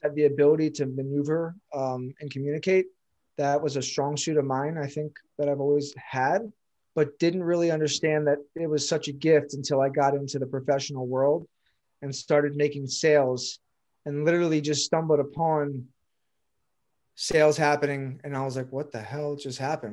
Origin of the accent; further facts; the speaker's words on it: Pikesville, Maryland, United States; So, from Baltimore, Maryland, grew up in, like, the Jewish suburbs here in Pikesville.